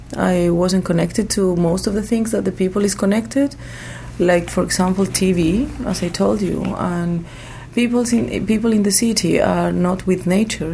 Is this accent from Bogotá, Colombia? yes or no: no; Medellín, Antioquia, Colombia; I was born in Medellin, a very well known city because of the drugs business. Uh, I, have I have spent uh, most of my life in between the rainforest, the cloud forest, and also the cities of my country, mainly Medellin